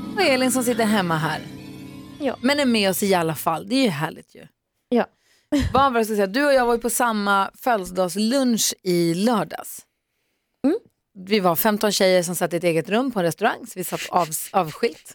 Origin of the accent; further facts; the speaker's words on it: Luleå, Norrbotten County, Sweden; jag är Luleåbo